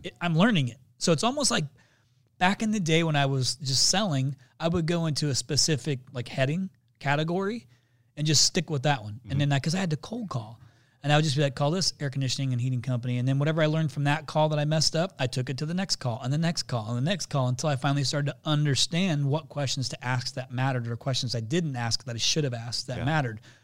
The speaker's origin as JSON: {"language": "English", "region": "Indiana", "country": "United States", "said": "I'm from Indiana"}